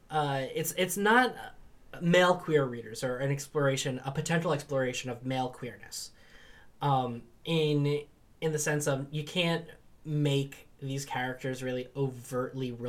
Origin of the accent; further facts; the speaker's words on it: England, United Kingdom; in my sort of developing identity as an English person